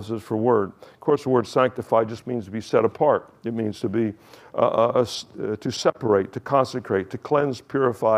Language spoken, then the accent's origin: English; Kingston, New York, United States; I was born in Kingston, New York, October 7th, 1951.